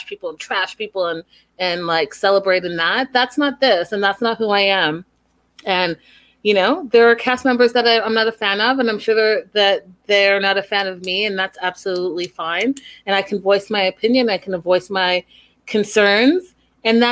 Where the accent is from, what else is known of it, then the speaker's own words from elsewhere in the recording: Canada; me being Canadian